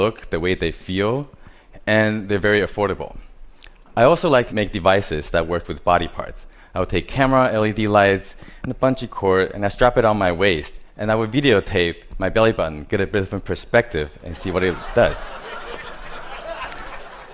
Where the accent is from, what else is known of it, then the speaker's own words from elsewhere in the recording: Taiwan; I was born in Taiwan